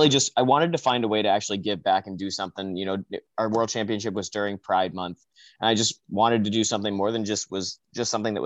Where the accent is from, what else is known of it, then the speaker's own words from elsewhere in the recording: New Jersey, United States; we had a pretty good youth organization and youth league out in the Atlantic District, because I'm from New Jersey, and we had, you know, a group of 4 or 5 teams that we played, you know, from when I was 10 to 18, 17, 18.